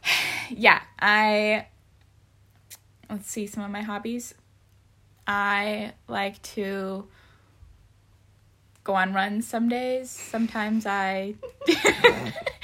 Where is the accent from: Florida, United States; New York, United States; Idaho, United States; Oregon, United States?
Idaho, United States; Moscow; moved away as an adult; also born or lived in Springfield, Missouri; now in Europe; I was born and raised in Moscow, Idaho, where I lived for 18 years of my life.